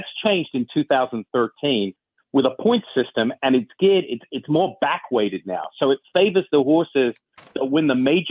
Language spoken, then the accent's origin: English; England, United Kingdom; now in United States; I was born and raised in England. I've lived in the States 20, 25 years.